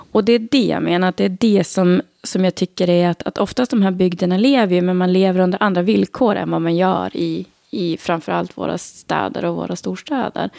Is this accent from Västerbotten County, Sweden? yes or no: yes; Skellefteå, Västerbotten County, Sweden; moved away as an adult; also born or lived in Sundsvall / Solna / Stockholm; now in Ragunda, Sweden; Det fanns inga direkt jobb hemma i Skellefteå heller